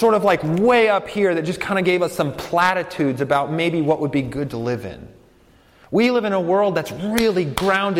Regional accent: Colorado, United States; I'm from Colorado

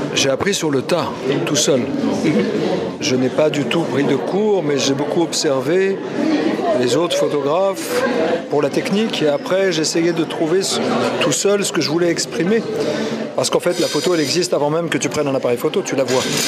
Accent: Paris, Île-de-France, France; depuis que je suis né à Paris, je passe quasiment tous les jours devant la Tour Eiffel

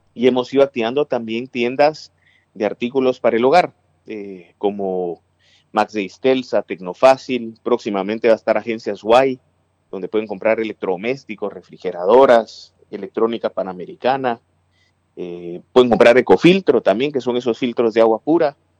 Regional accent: Guatemala City, Guatemala Department, Guatemala; moved away as an adult; now in United States; yo nací en la ciudad capital, soy, soy de Guatemala y tengo siete años y medio viviendo en Estados Unidos.

